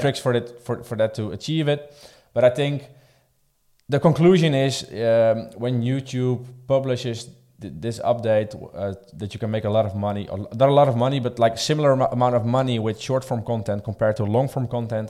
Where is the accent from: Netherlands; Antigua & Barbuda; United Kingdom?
Netherlands; I'm coming from the Netherlands.